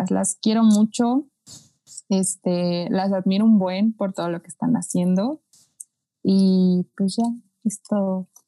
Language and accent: Spanish; Mexico; porque yo soy de aquí, de Swifting, y yo soy de México